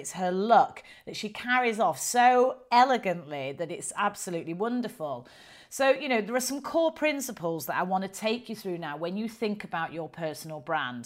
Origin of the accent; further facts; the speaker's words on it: the north of England, United Kingdom; accent: strong northern; I've got quite a strong northern accent